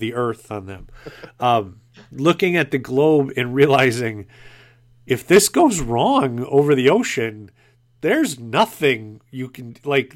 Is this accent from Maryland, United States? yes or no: no; Wisconsin, United States; I'm from Wisconsin.